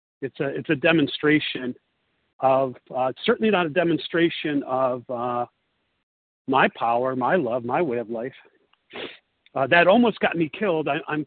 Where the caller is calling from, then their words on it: Italy; I'm calling from Italy